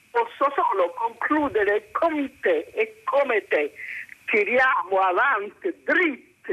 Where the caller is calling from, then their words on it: Capo d'Orlando, Sicily, Italy; Siamo da Capodorlando, in provincia di Messina.